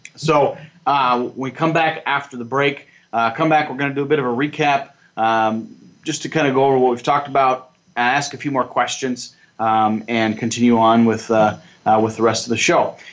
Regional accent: Nebraska, United States; I'm from Nebraska

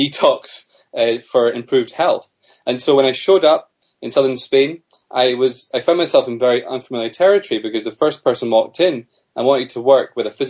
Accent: Scotland, United Kingdom; also born or lived in Australia; Although I'm from Scotland originally

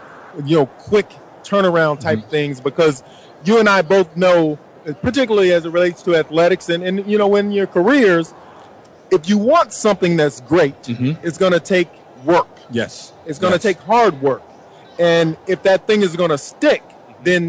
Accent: Fort Valley, Georgia, United States; moved away; I'm originally from Fort Valley, Georgia

